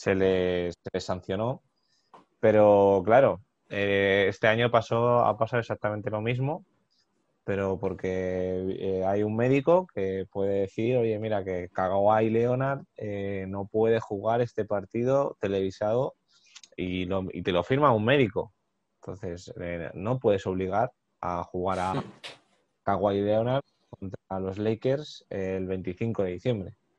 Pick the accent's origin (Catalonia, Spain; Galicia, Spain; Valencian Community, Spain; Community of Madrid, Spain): Community of Madrid, Spain; Madrid; nosotros somos de Madrid